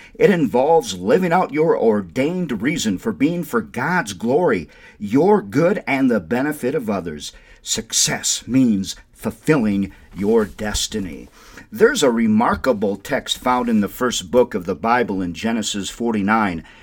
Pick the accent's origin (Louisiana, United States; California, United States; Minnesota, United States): Minnesota, United States; Windom; now in Albuquerque, United States; My hometown is that beautiful town, Wyndham, Minnesota